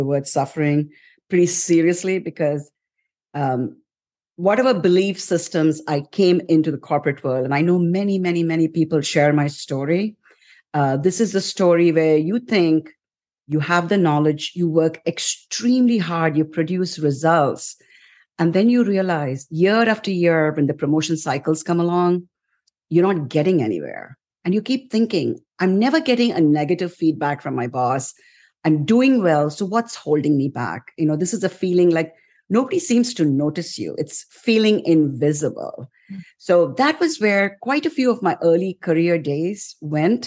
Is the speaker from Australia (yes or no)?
no; India; moved away as an adult; also born or lived in New York; now in United States; I came to the US around 34 years ago from India, right after my wedding